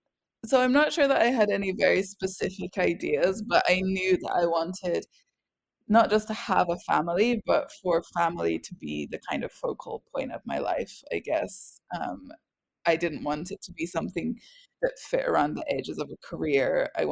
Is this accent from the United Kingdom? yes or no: yes; Scotland, United Kingdom; accent: strange; also born or lived in England; now in France; So I am British. I was born in England and I am English, but I grew up in Scotland, which is why I have a strange accent that nobody can make sense of. And I live in France